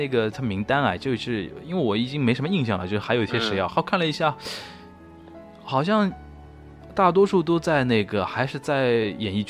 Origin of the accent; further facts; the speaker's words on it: Shanghai, China; 这种话其实真的只有我们上海人自己才能这么说，其他地方的人说，然后又那么又有人又不买账，你说对吧？